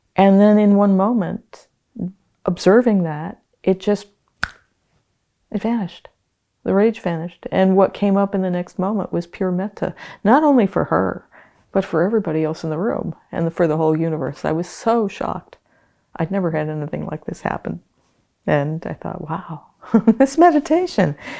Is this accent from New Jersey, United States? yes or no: no; Hawaiian Islands, United States; moved away as an adult; also born or lived in Canada / New Zealand; I was born and raised in the Hawaiian Islands